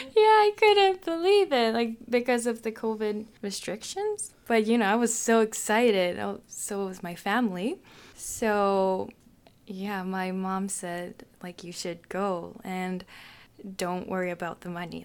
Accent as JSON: {"language": "English", "region": "Tokyo", "country": "Japan", "second_language": "English", "moved": "as an adult", "lives_now": "Canada", "said": "I'm from Japan, Tokyo, Japan"}